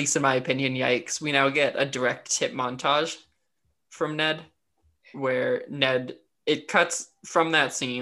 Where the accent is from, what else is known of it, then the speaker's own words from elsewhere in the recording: New Hampshire, United States; I'm from New Hampshire.